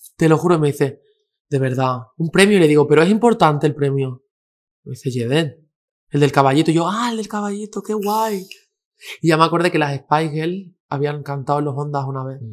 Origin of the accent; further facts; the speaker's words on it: a village in Granada, Andalusia, Spain; also born or lived in Girona; now in Madrid, Spain; soy de un pueblo de, nací en Gerona, pero soy de un pueblo mm. de Andalucía, de Granada